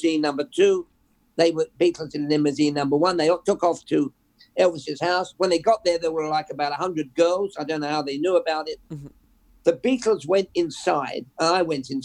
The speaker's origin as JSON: {"language": "English", "region": "England", "country": "United Kingdom", "tie": "born or raised there", "moved": "yes", "said": "We listened to a pirate radio growing up in England"}